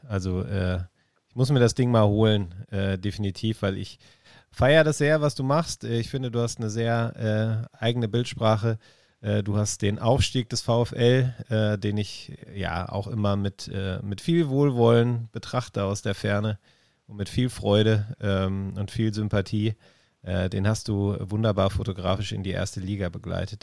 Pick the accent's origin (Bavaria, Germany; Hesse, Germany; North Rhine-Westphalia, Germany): North Rhine-Westphalia, Germany; Essen; ein Kind des Ruhrgebiets. Ich bin in Essen geboren, ähm, in Essen